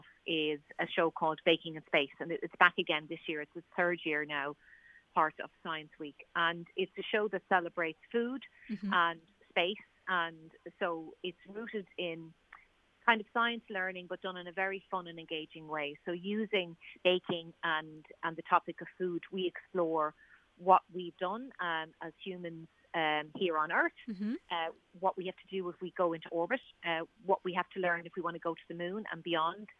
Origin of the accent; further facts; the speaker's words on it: Dundalk, County Louth, Ireland; my hometown of Dundalk